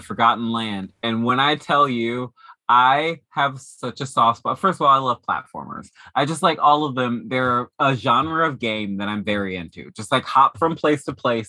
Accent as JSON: {"language": "English", "town": "Dayton", "region": "Ohio", "country": "United States", "tie": "born or raised there", "moved": "yes", "said": "in my hometown, Dayton, Ohio, when I was growing up"}